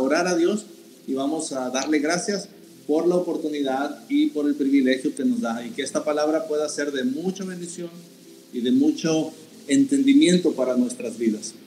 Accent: Mexico; nosotros como mexicanos

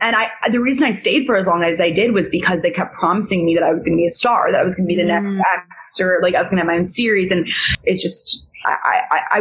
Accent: New York City, New York, United States; I grew up in New York City

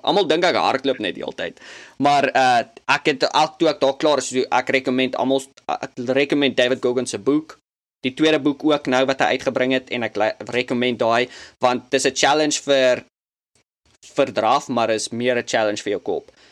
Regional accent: South Africa; now in United States; ek was eintlik terug uit Suid-Afrika vir vakansie om te kom kuier en toe COVID en toe's ek daar vir 6 maande

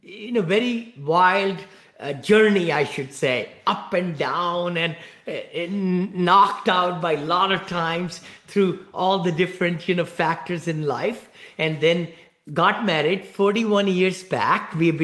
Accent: India; moved away as an adult; also born or lived in Ohio, United States; now in Danville, United States; I live in the Bay Area, right here near San Francisco in Danville, Blackhawk. And I came from India from many years back. I grew up in one-bedroom apartment, you know, with six siblings

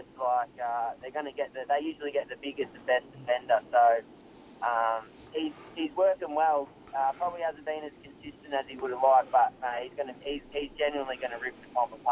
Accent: Albury, New South Wales, Australia; moved away as an adult; grew up in West Albury

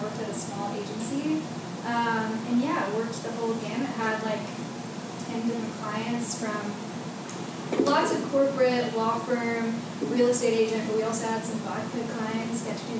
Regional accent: San Antonio, Texas, United States; Yeah, I'm from San Antonio. I went to ACU.

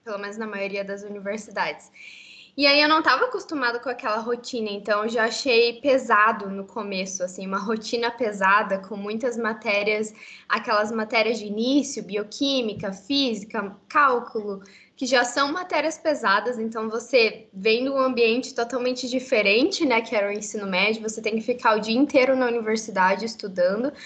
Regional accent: Curitiba, Paraná, Brazil; moved away as an adult; now in Canada; eu sou de Curitiba, de Curitiba, Paraná, então no sul do Brasil. Eu nasci em Curitiba mesmo e vivi por toda a minha vida lá

